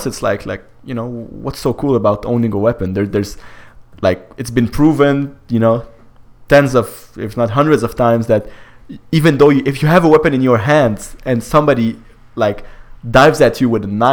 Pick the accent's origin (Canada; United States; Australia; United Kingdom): Canada; I am Canadian